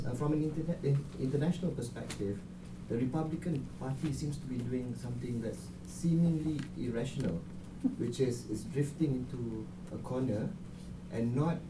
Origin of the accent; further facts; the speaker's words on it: Malaysia; moved away; I'm an MPP student here. I'm originally from Malaysia